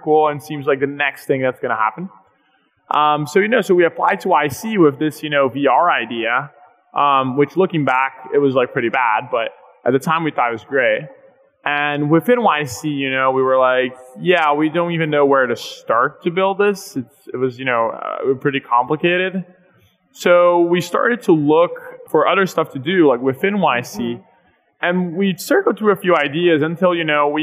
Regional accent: Brazil; moved away; both Pedro and I, my co-founder, we were born and raised in Brazil

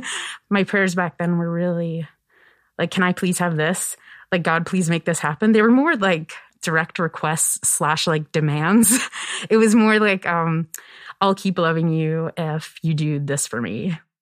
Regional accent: Kingston, Nova Scotia, Canada; moved away as an adult; also born or lived in Toronto; I'm from Kingston, Nova Scotia. It's where I grew up. It's a village in the Annapolis Valley

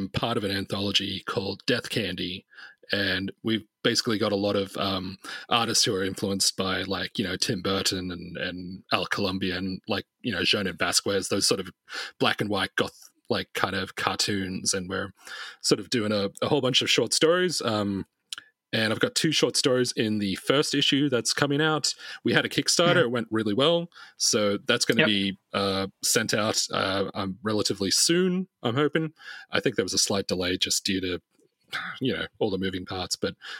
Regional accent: Sydney, New South Wales, Australia; I'm in Sydney at the moment, yeah. I live in Sydney. Okay. I've been here since I was 9

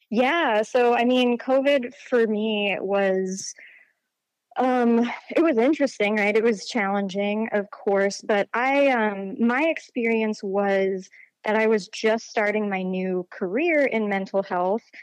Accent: Charlottesville, Virginia, United States; I grew up in Charlottesville, Virginia

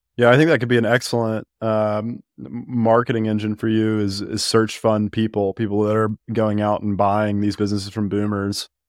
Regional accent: Birmingham, Alabama, United States; I'm from Alabama, um, fr, but from Birmingham

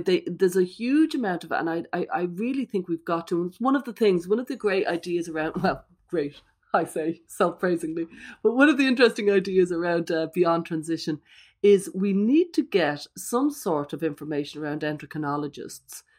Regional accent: Ireland; I'm Irish

